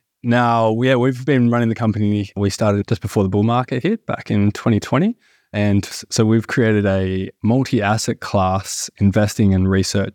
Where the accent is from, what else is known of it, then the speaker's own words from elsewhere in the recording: Melbourne, Victoria, Australia; So we are from Melbourne